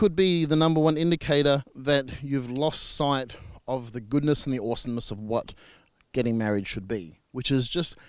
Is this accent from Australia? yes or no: yes; Australia; I'm an Australian marriage celebrant